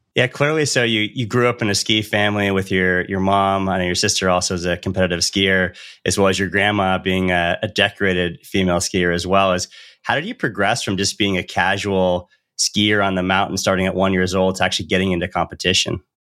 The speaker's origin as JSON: {"language": "English", "region": "Northern California near Lake Tahoe", "country": "United States", "tie": "born or raised there", "said": "growing up in Northern California near Lake Tahoe"}